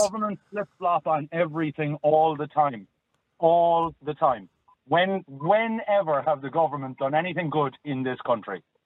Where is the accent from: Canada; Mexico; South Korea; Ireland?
Ireland; Cork, Munster; moved away as an adult; now in Galway, Ireland; I'm from Cork originally. I'm living in Galway now the last four years